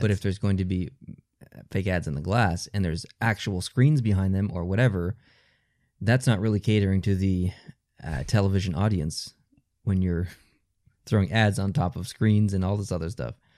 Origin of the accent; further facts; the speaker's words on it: Canada; as a Canadian